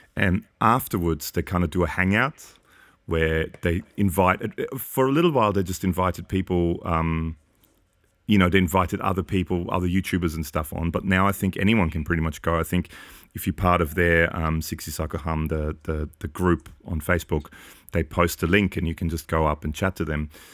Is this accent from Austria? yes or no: yes; Austria; moved away; I grew up in Austria